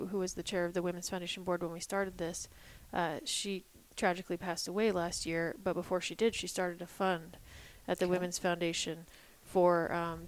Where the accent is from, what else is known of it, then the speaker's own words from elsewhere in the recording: United States; moved away as an adult; also born or lived in Illinois / Ohio / New Hampshire / Colorado; now in Sheridan, United States; I grew up in Illinois and Ohio